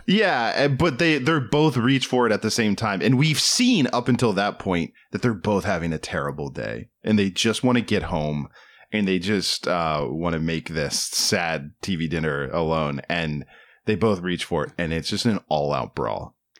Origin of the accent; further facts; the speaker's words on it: East Coast, United States; moved away; I am from the East Coast